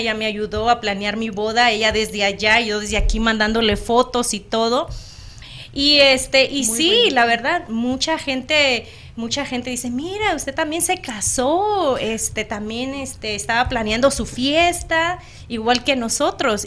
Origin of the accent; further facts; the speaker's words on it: Acapulco, Guerrero, Mexico; moved away; su servidora nació hoy costeña, ah, nací en Acapulco Guerrero